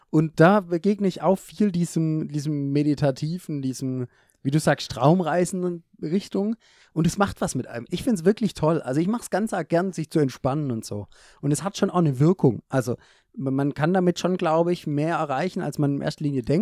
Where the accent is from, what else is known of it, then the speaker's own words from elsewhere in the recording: Germany; als Deutscher gehört es schon dazu.